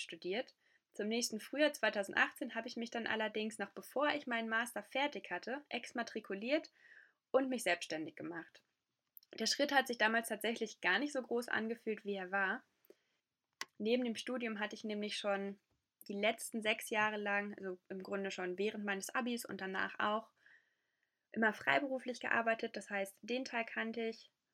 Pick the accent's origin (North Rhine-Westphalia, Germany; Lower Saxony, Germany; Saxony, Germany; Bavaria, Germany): North Rhine-Westphalia, Germany; Ruhr area; in meiner Heimatregion im Ruhrgebiet